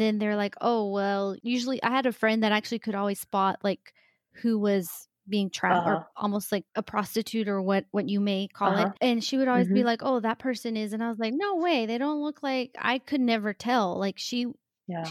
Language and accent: English; Mexico; now in United States; I'm from Mexico